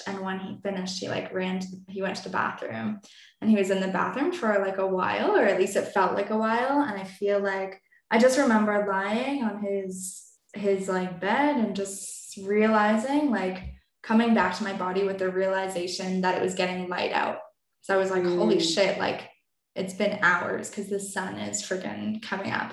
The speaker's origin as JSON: {"language": "English", "town": "Toronto", "region": "Ontario", "country": "Canada", "said": "I'm from Toronto and it's a big, big city"}